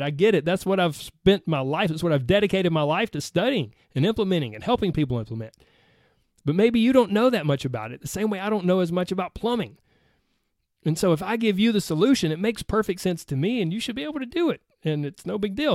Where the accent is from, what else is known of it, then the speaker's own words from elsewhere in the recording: the South, Southern United States, United States; accent: Southern; my Southern accent